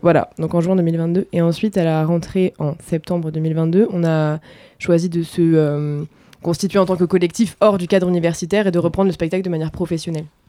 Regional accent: Var, Provence-Alpes-Côte d'Azur, France; je viens du sud de la France, du Var

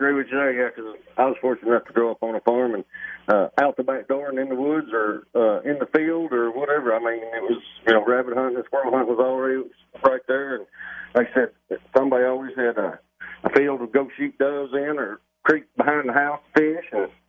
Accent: Tennessee, United States; So when I was a kid growing up on Center Hill Lake, and that's where I spent many of my summer, was on that lake.

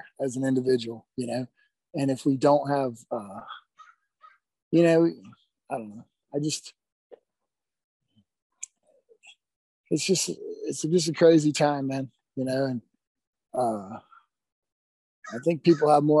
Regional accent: Baton Rouge, Louisiana, United States; moved away as an adult; also born or lived in Lafayette, Louisiana; now in Montana, United States; I grew up in Baton Rouge

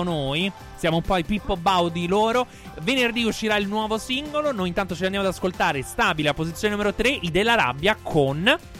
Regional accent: Salento, Apulia, Italy; noi siamo tutti eh. salentini

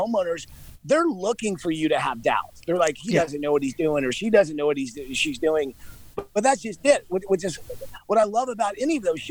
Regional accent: Georgia, United States; I'm from Georgia

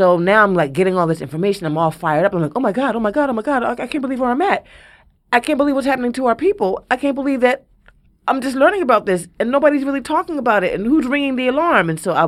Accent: Philadelphia, Pennsylvania, United States; I'm from West Philly. I'm like, fuck a giggle.

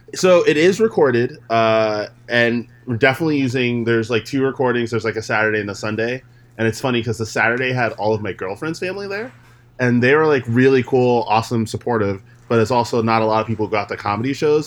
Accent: New York, United States; we're both from New York

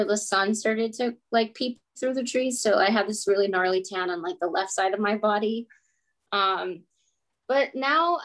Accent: Phoenix, Arizona, United States; also born or lived in Chattanooga, Tennessee; I was born here in North Phoenix, and my parents immigrated from Mexico in the late 80s, and then I'm a result of that. Grew up in North Phoenix

